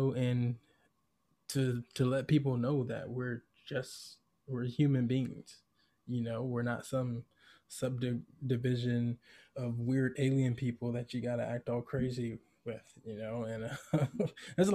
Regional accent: Georgia, United States; me growing up in Georgia

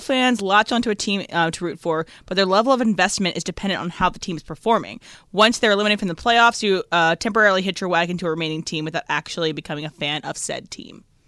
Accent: Northern Virginia, United States; I was raised in the Northern Virginia area

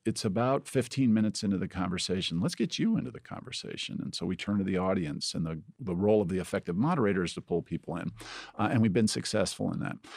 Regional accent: Indiana, United States; moved away as an adult; now in Ohio, United States; I grew up in Indiana

